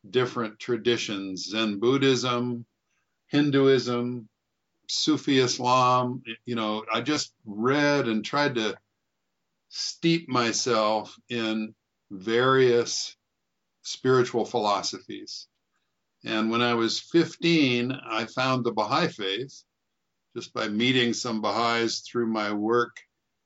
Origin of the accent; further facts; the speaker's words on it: Moses Lake, Washington, United States; also born or lived in Portland, Oregon; I was born in Portland, Oregon, and grew up mostly in a little town, a little farming town called Moses Lake, Washington